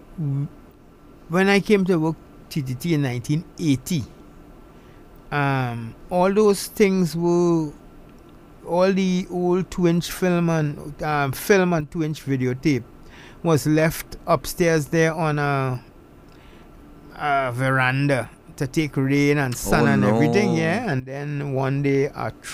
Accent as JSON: {"language": "English", "country": "Trinidad & Tobago", "said": "There are things about being Trinidadian I like"}